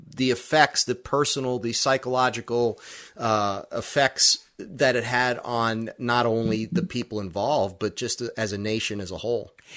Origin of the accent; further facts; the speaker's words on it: Brooklyn, New York, United States; growing up in Brooklyn